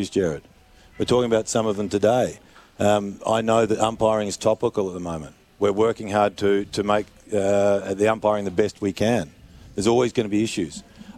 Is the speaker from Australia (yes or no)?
yes; South Australia, Australia; I'm South Australian